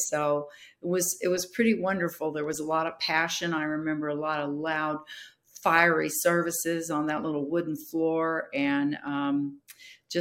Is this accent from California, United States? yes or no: yes; Bellflower, California, United States; now in Newark, United States; I was raised in a little home missions church in Bellflower, California